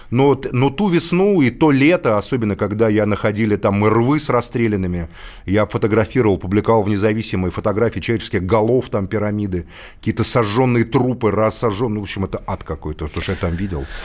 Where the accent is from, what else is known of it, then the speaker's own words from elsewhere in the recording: Moscow, Russia; Я сам русский, москвич, но я не могу вот делить с Белоруссией там молоком молоко ваше или наше.